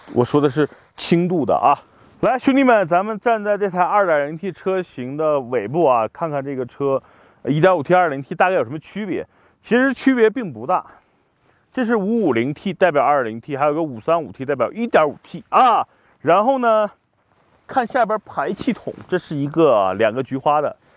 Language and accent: Chinese; Qinghai, China; moved away; 我是在青海出生的，所以对这儿特别有一份独特的感情